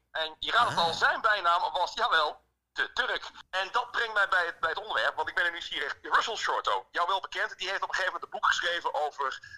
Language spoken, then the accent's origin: Dutch; Netherlands; wij, claimen als Nederlanders